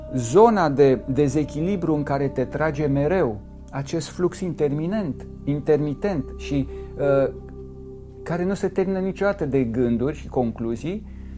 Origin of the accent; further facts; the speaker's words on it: Romania; m-am născut în România și sunt creștin ortodox